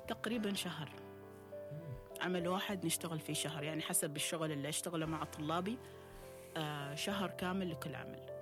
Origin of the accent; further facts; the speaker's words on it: Oman; احنا في عمان